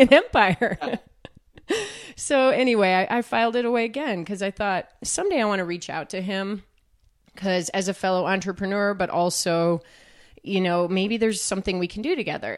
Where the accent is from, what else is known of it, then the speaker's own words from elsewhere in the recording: Chicago, Illinois, United States; I grew up swimming too in Chicagoland, another Midwest, yeah. you know, kid